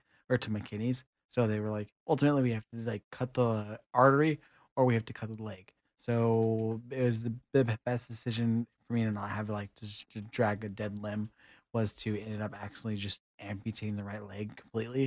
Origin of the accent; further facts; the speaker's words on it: Kingsville, Texas, United States; I'm from Kingsville, Texas